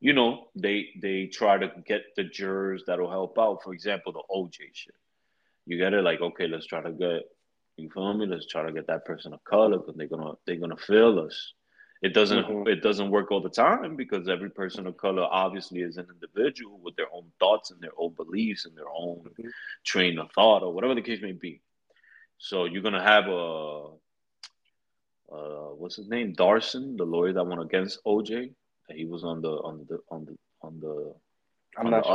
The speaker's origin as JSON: {"language": "English", "town": "New York City", "region": "New York", "country": "United States", "said": "I'm from the Bronx."}